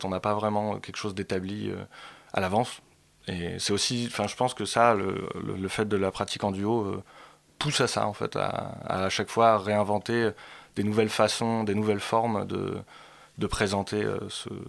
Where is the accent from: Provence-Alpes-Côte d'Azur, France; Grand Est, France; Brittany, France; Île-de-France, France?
Île-de-France, France; Paris; Non, non, on est parisien aussi, ouais.